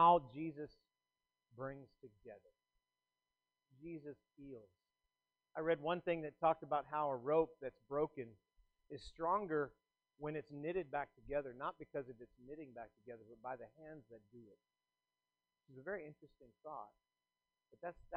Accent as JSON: {"language": "English", "region": "South Texas", "country": "United States", "tie": "born or raised there", "said": "I grew up in South Texas"}